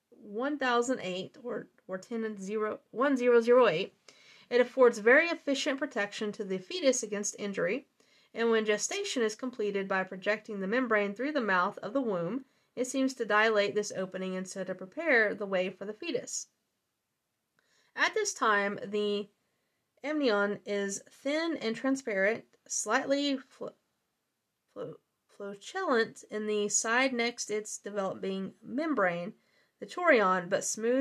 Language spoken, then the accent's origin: English; the South, Southern United States, United States; accent: southern; My southern accent